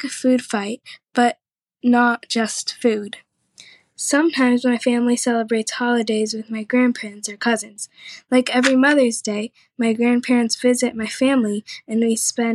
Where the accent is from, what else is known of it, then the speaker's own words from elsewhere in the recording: Minnesota, United States; first language Spanish; English is a second language; My parents were both born in Ecuador, and I was born in the United States